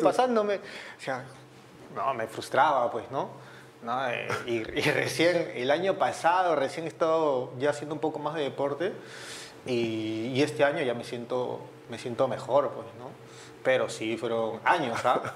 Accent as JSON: {"language": "Spanish", "region": "Lima", "country": "Peru", "tie": "born or raised there", "also_born_or_lived": "Callao", "said": "Sí, yo nací en el Callao. Yo soy chalaco, ¿no? De nacimiento, pero desde que tengo uso de razón soy de Surco, de, San Ignacio, por la Richie, por ahí, por esa zona."}